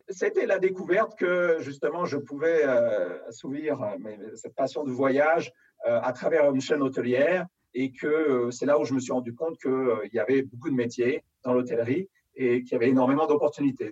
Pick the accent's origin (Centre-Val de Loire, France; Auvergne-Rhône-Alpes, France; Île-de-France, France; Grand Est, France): Île-de-France, France; Paris; je suis né à Paris, j'ai grandi vraiment à Paris intramuros